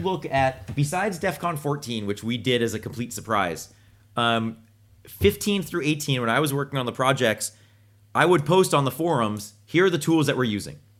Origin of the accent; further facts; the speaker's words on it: Boston, Massachusetts, United States; I'm from Boston